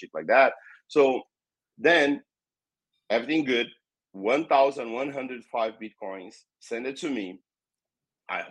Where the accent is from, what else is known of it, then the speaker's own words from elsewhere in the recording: Brazil; first language Portuguese; English is a second language; I'm from Brazil, and here in Brazil we speak Portuguese, so English is not our native language. So I'll try my best to speak English. But yeah, I born in Brazil.